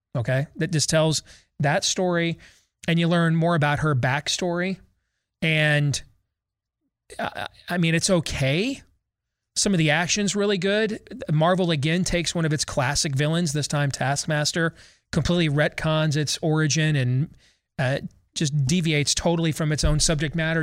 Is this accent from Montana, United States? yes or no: no; Michigan, United States; moved away; my home state of Michigan